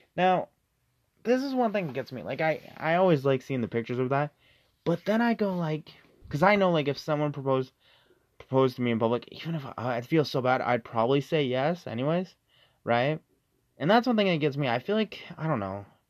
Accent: Canada; we're from Canada

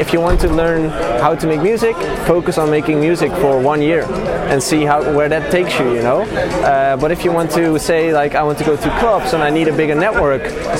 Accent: Tilburg, North Brabant, Netherlands; I'm from the south of, do you know, Tilburg?

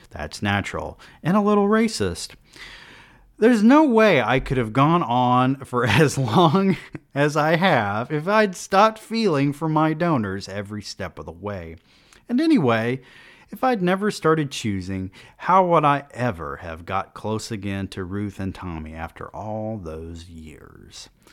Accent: United States; as an American

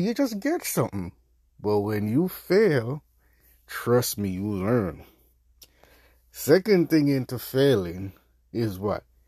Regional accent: Jamaica; I'm Jamaican

